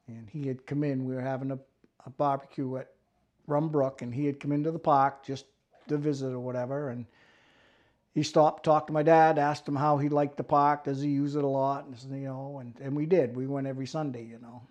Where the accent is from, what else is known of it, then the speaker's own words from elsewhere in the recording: Millinocket, Maine, United States; I grew up in Millinocket, went to Stearns High School.